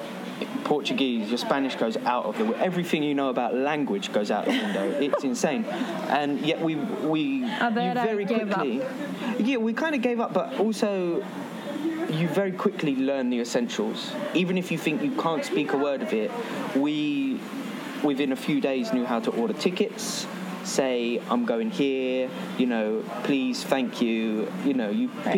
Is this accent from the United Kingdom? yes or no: yes; England, United Kingdom; The most reaction to me being English comes after people being excited that I'm with a Greek.